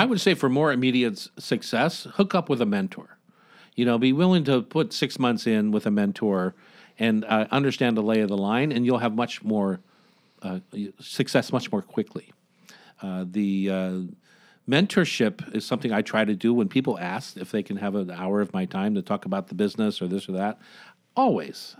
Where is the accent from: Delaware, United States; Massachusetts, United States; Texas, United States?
Delaware, United States; moved away; also born or lived in Washington; my home state of Del-, Delaware